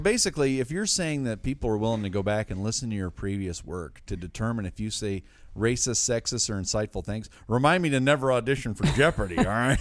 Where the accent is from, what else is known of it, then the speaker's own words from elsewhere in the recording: Detroit, Michigan, United States; my hometown Detroit Lions